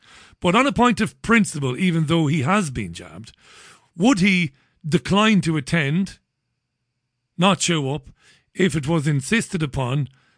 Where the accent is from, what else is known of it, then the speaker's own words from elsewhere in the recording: Waterford, Munster, Ireland; I come from Ballybeg in Waterford City. Working class boy. My family were factory workers.